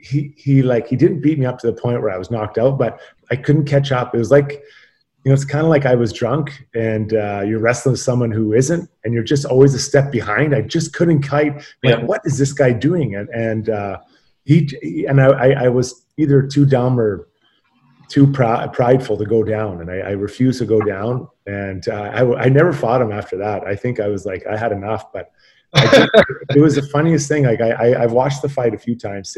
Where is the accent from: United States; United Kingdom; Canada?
Canada; Edmonton, Alberta; growing up in Edmonton, Mark Messier was my idol